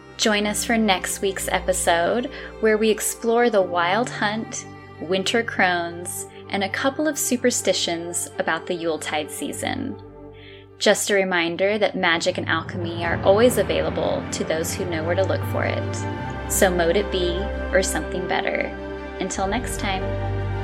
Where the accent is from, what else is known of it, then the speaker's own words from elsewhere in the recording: California, United States; moved away as an adult; now in Azores, Portugal; growing up in California my whole life, I've lived in Northern California, Southern California, and then in the middle.